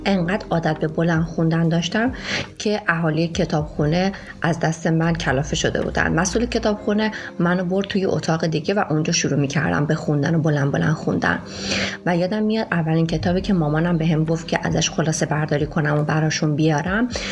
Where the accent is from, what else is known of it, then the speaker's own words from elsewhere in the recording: Shiraz, Fars, Iran; moved away as an adult; now in Bandar Abbas, Iran; من اهل شیراز هستم